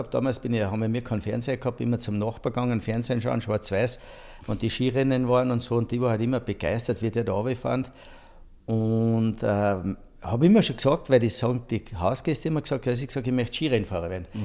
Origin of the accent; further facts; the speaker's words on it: Saalbach-Hinterglemm, Salzburg, Austria; also born or lived in Saalfelden; Und ja, äh, weil bei uns hat es kein Spital gegeben damals und aufgewachsen in Saalbach-Hinterglem.